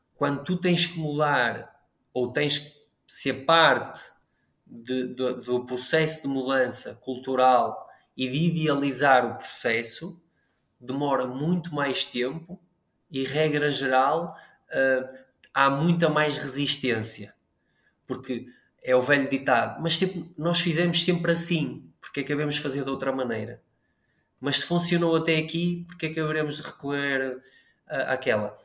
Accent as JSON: {"language": "Portuguese", "region": "Braga", "country": "Portugal", "said": "Eu sou de Braga"}